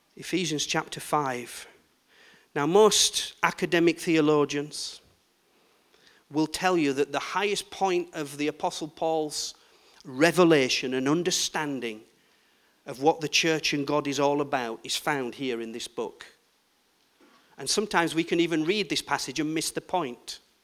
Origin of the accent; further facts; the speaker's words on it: Yorkshire and the Humber, United Kingdom; I'm from Yorkshire